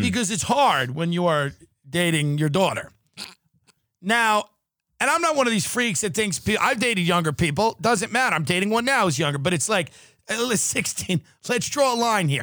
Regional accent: Long Island, New York, United States; an Irish Catholic from Long Island

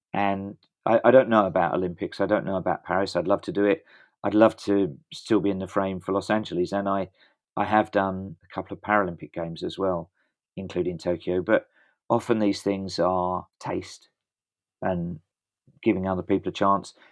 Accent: England, United Kingdom

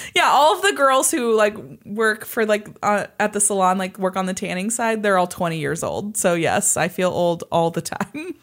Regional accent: Kansas side of the Kansas City area, United States; I grew up on the Kansas side

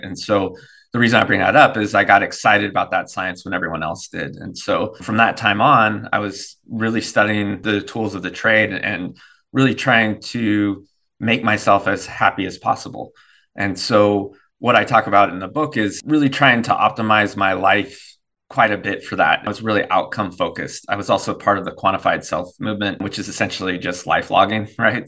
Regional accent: Davis, California, United States; moved away as an adult; now in North Carolina, United States; we grew up in Davis

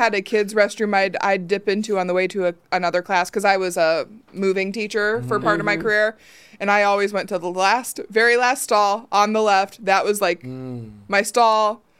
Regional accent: Ohio, United States; I'm from Ohio.

